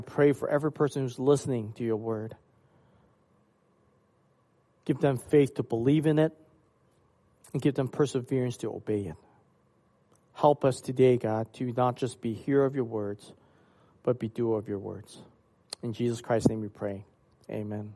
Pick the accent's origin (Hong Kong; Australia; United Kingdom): Hong Kong; moved away; when I was growing up in Hong Kong